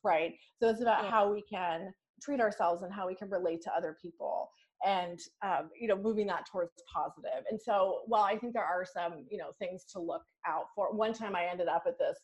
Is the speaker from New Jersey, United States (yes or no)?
no; New York, United States; I'm a New Yorker